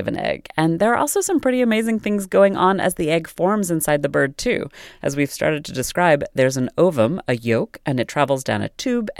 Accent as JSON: {"language": "English", "country": "United States", "said": "we in America store our eggs in the fridge."}